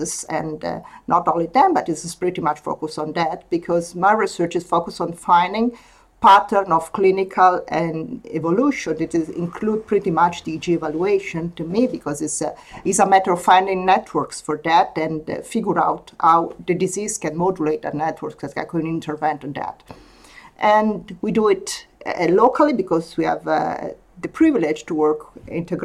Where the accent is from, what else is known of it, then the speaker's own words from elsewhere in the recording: Italy; English is a second language; moved away as an adult; now in Denmark; I'm from Italy as well.